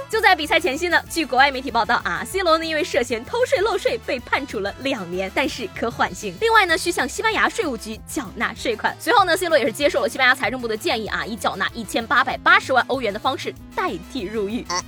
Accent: northern China, China; 做一个北方人的，从小到大吃的粽子全都是甜的

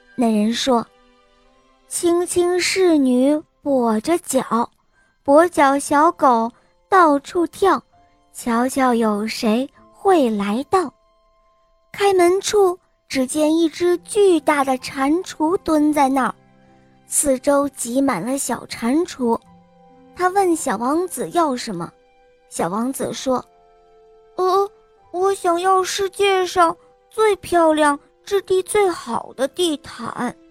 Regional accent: Huzhou, Zhejiang, China; 今天我五岁了，我来自湖州

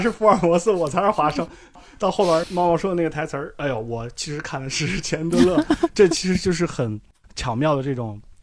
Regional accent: Handan, Hebei, China; 我老家的旁边就是一个钢铁厂，就是邯郸嘛，邯郸

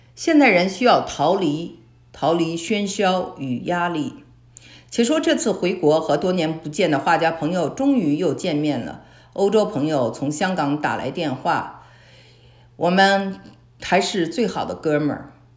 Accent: Beijing, China; moved away as an adult; also born or lived in California / Shanghai / Hong Kong; now in Texas, United States; 因为我从小生活在北京嘛

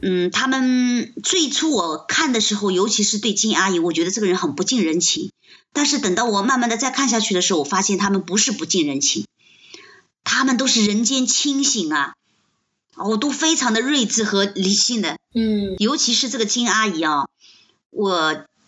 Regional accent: China; 我们中国人

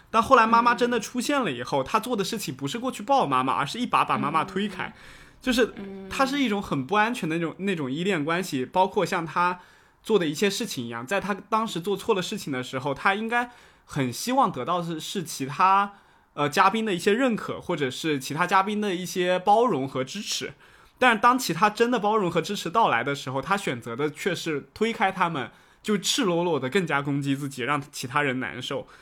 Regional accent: Fujian, China; 我们福建这边高考的语文作文有一篇是，呃，写了袁隆平的一句话

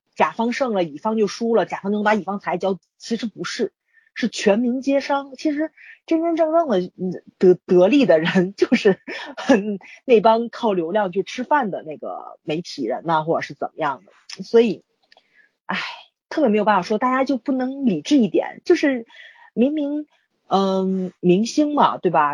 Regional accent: Tianjin, China; 北京人在我们天津特别歧视

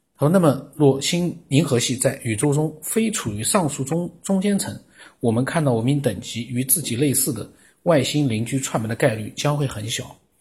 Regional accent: China; 我们中国人

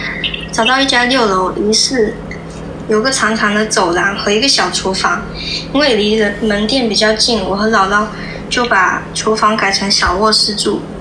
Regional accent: Nanping, Fujian, China; 啊，南平的。

